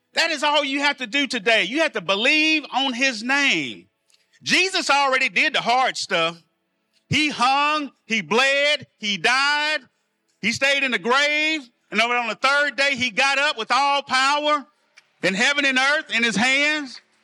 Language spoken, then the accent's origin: English; El Dorado, United States; I'm from El Dorado, product of the public school systems